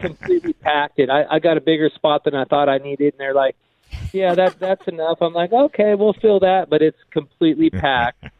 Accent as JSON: {"language": "English", "town": "Escondido", "region": "California", "country": "United States", "tie": "born or raised there", "also_born_or_lived": "Temecula", "said": "I grew up in Escondido. I live in Temecula now"}